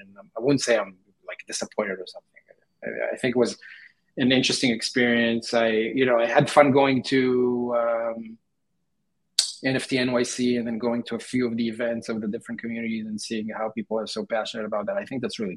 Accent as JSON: {"language": "English", "country": "Israel", "moved": "as an adult", "lives_now": "United States", "said": "I'm from Israel, and right now I'm in the U.S."}